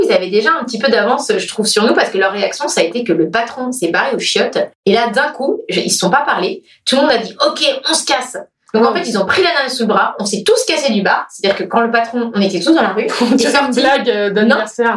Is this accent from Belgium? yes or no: no; France; also born or lived in Cork, Ireland; I'm French